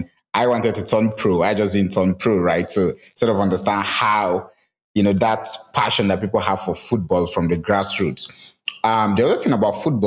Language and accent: English; Nigeria; as a Nigerian